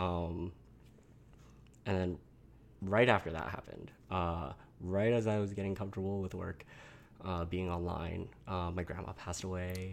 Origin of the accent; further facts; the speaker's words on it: Malaysia; now in United States; I'm from this place in Malaysia and I am Chinese